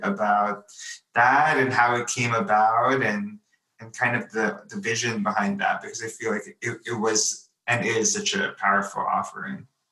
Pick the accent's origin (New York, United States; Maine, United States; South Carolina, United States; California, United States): New York, United States; I was born and raised here in New York